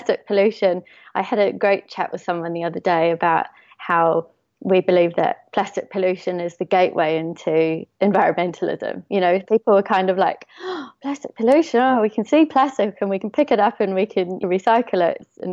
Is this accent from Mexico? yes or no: no; Eastbourne, Wellington, New Zealand; moved away as an adult; also born or lived in Castle Point, Wairarapa; now in London, United Kingdom; I'm originally from New Zealand, and I came over here to do my master's